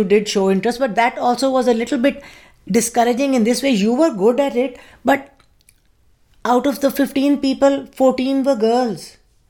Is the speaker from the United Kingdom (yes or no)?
no; Pakistan; moved away as an adult; now in United States; when I was in Pakistan, I didn't have to identify myself to anybody. So the identification came along when I came over here. And up till now, it's been 42 years since I have been over here.